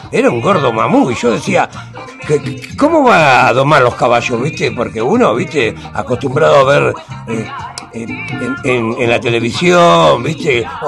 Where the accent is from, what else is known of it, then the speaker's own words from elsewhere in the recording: Fray Bentos, Río Negro, Uruguay; also born or lived in Montevideo, Uruguay; now in Buenos Aires, Argentina; Yo nací en Uruguay, nací en Fray Ventos, ¿eh? Un departamento de Uruguay, un río negro. Y bueno, me crié en Fray Ventos